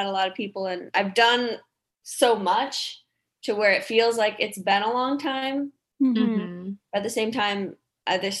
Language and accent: English; Chicago, Illinois, United States; moved away as an adult; also born or lived in Nebraska; now in Nashville, United States; I'm originally from the Chicagoland area